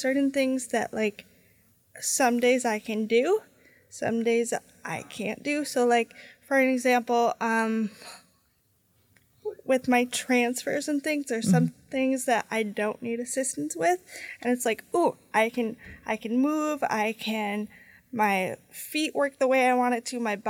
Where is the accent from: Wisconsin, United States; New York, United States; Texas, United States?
Wisconsin, United States; Lake Geneva; now in Milwaukee, United States; I grew up in the Lake Geneva area